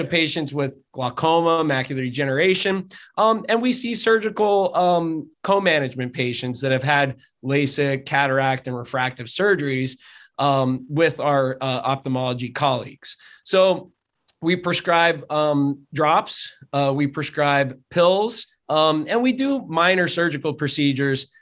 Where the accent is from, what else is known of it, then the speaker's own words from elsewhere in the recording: Drums, Pennsylvania, United States; also born or lived in Hazleton, Pennsylvania; I grew up in drums